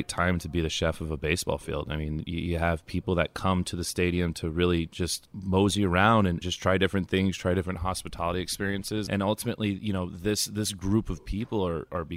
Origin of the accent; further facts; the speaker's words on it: California, United States; moved away as an adult; now in New York, United States; I'm originally from California, new to New York when the stadium first opened